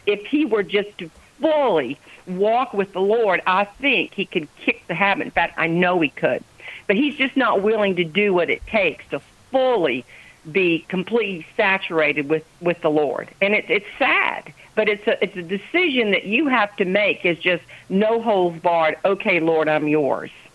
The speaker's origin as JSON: {"language": "English", "town": "Charleston", "region": "South Carolina", "country": "United States", "tie": "born or raised there", "moved": "yes", "lives_now": "Johnston, United States", "said": "I'm a Charlestonian by birth."}